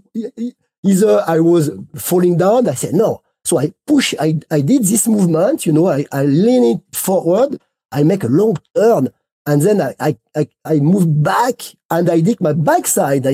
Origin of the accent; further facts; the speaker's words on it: Grenoble, Auvergne-Rhône-Alpes, France; English is a second language; I am not from Les Arcs, I am from New York Grenoble